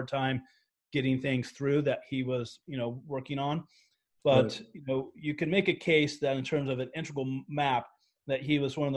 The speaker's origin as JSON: {"language": "English", "country": "United States"}